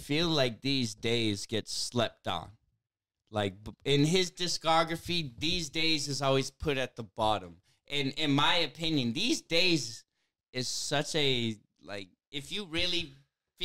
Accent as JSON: {"language": "English", "town": "Worcester", "region": "Massachusetts", "country": "United States", "tie": "born or raised there", "said": "I grew up in Worcester."}